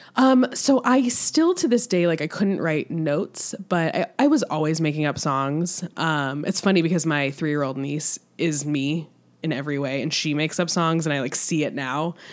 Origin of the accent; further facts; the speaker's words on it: Michigan, United States; moved away; we grew up in Michigan, half an hour away from each other